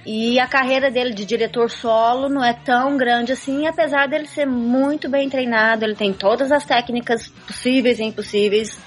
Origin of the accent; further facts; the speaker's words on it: Brazil; accent: Brazilian; moved away as an adult; now in United States; eu sou brasileira